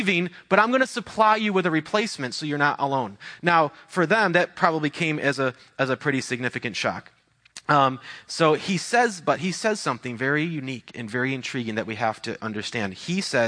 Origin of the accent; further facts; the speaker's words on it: United States; I'm American, I'm Christian